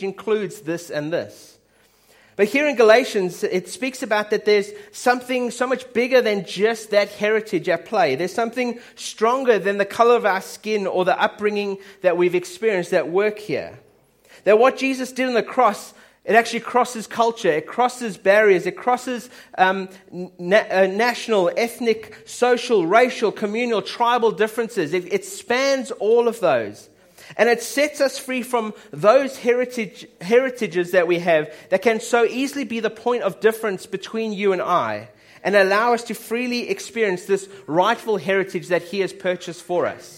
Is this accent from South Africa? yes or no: yes; South Africa; my dad's Swiss, my mum's British, I'm South African